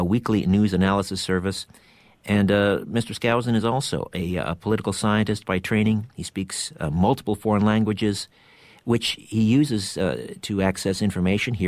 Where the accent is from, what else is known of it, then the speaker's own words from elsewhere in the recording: Canada; I'm Canadian